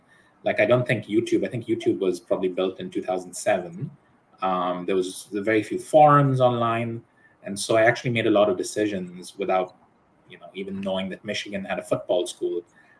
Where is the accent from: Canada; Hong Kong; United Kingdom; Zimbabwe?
Hong Kong; also born or lived in United States; I was born in the States and then moved to Hong Kong.